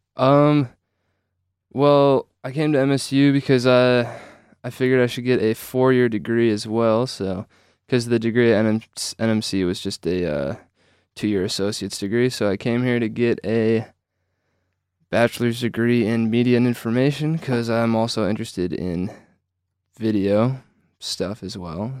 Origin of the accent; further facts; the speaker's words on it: Traverse City, Michigan, United States; I'm from Traverse City, Michigan